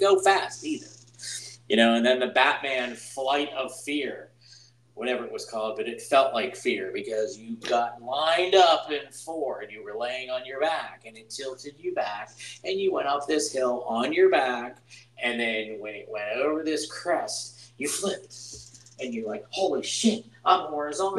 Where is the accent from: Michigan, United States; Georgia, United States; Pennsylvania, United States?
Pennsylvania, United States; Pittsburgh; I'm from Pittsburgh, Pennsylvania